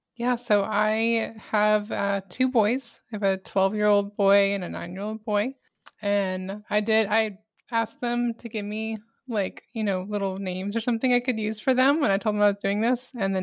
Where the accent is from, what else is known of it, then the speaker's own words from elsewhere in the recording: Albany, New York, United States; moved away as an adult; I'm actually from Albany, New York. Moved down to Texas when I was 18. Met him shortly after. But we both even up there, I lived more in the country and we both kind of miss it a little bit.